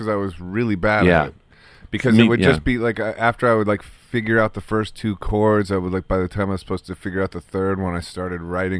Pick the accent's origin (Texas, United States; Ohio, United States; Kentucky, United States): Ohio, United States; Akron; Oh, yeah. I'm from Akron.